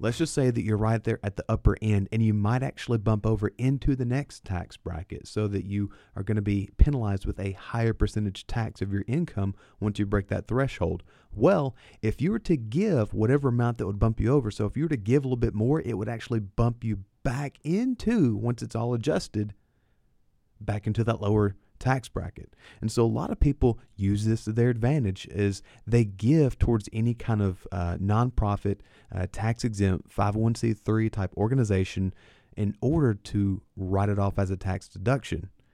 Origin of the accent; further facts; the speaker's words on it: Lebanon, Tennessee, United States; Lebanon is where I was born and raised